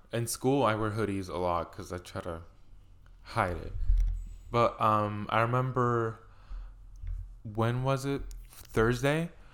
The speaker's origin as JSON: {"language": "English", "country": "Puerto Rico", "tie": "born or raised there", "moved": "yes", "said": "I grew up in Puerto Rico where I would go to the beach literally every weekend"}